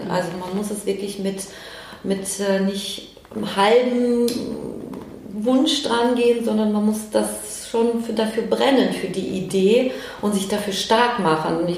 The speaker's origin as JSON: {"language": "German", "town": "Cologne", "region": "North Rhine-Westphalia", "country": "Germany", "tie": "born or raised there", "said": "damit wir auch hier in Köln, klar, es war hier auch meine, meine Zukunft äh, in Köln und in meiner Heimat"}